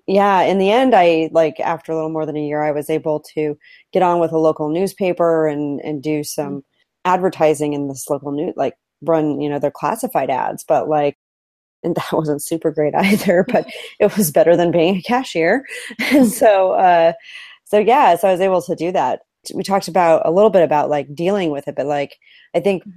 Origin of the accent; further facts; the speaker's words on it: Idaho, United States; growing up in Idaho